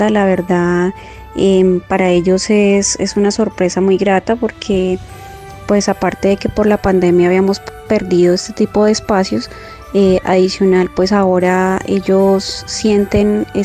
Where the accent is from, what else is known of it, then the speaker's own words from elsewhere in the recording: Colombia; now in Guatemala; Vengo de Guatemala. Soy colombiana, pero tenía 12 años de no estar dentro del país.